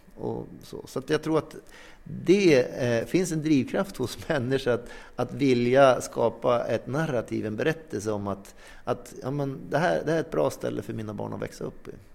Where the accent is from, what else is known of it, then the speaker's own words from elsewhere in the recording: inland Norrland, Sweden; now in Sävar, Sweden; jag är uppvuxen i Norrlands inland men bor numera i Sävar